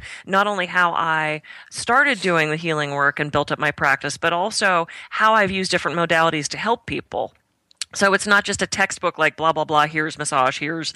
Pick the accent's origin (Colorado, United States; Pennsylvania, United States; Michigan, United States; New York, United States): Pennsylvania, United States; Pittsburgh; moved away as an adult; also born or lived in California; I grew up in Pittsburgh, and we didn't have access in the 80s and early 90s to things like bulk herb stores. So when I moved to California